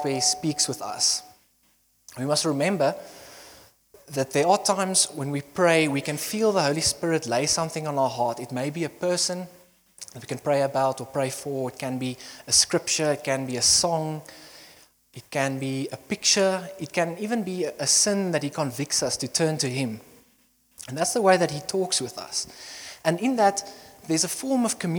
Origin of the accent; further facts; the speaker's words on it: Bloemfontein, Free State, South Africa; moved away as an adult; also born or lived in Potchefstroom; now in Secunda, South Africa; I grew up in Bloemfontein, and then I was born there.